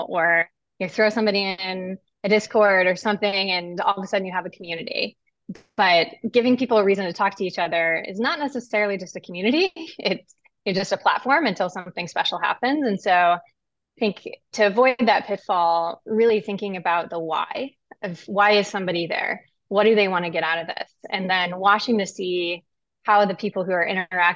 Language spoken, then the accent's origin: English; Pekin, Illinois, United States; I grew up in Pekin, Illinois, which is about in the center of the state, surrounded by farmland on all sides.